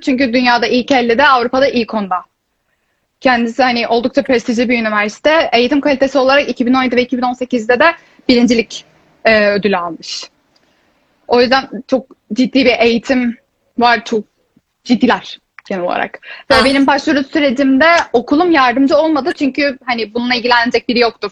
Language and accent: Turkish; İzmir, Turkey; moved away as an adult; now in Tilburg, Netherlands